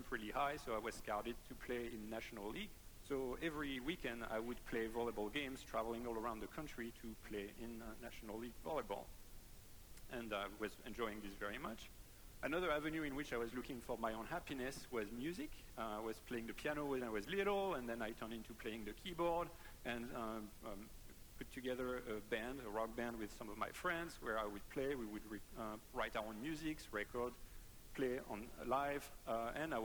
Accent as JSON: {"language": "English", "area": "near Paris", "region": "Île-de-France", "country": "France", "tie": "born or raised there", "second_language": "English", "moved": "yes", "said": "I am French. So I was born and raised in France, near Paris."}